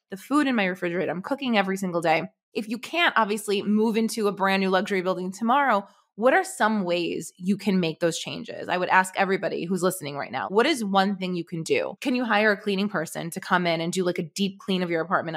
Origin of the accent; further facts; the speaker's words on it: New York City, New York, United States; now in Manhattan, United States; I grew up in Brooklyn. So, I grew up in, like, a really humble neighborhood in Brooklyn